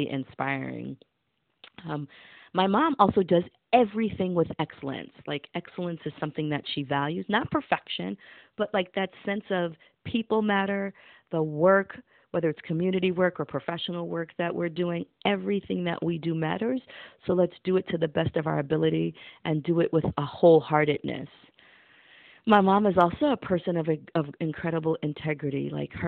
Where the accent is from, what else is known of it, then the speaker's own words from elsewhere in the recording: New York City, New York, United States; also born or lived in Brooklyn, New York; I'm originally from the South Bronx, and now I make my home in Brooklyn, New York.